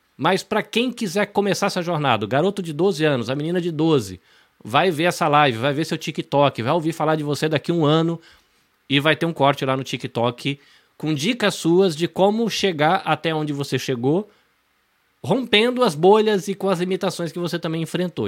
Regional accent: Brazil; now in Japan; como brasileiro

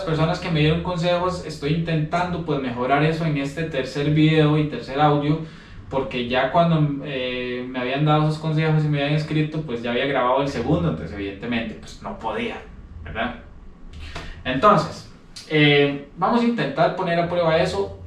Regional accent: Costa Rica; nosotros como costarricenses, a través de la historia, hemos sido muy xenofóbicos

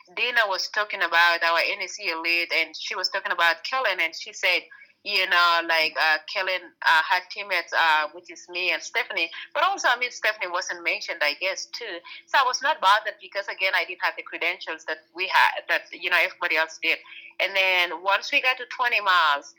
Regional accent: Kenya; moved away; I grew up in Kenya

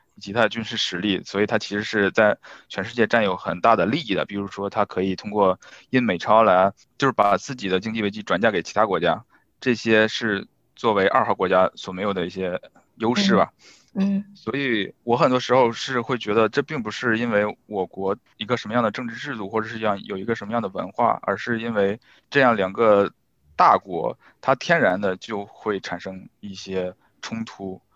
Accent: northern China, China; 我是北方人

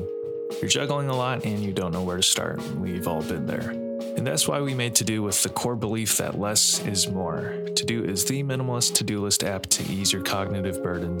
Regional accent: United States; I find myself doing the same. I'm Chinese American.

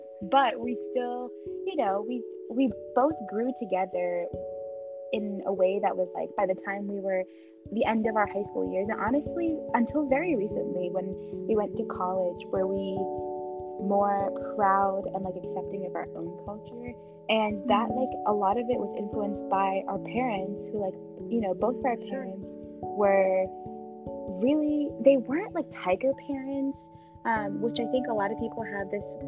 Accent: United States; we grew up here, like this is our home

